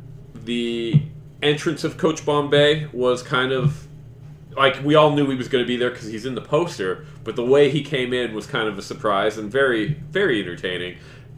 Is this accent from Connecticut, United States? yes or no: no; Henderson, Nevada, United States; also born or lived in Las Vegas, United States; I was born in Las Vegas, but... that was because that's where my parents' insurance was. We lived in Henderson, like, when I was born, so still my hometown.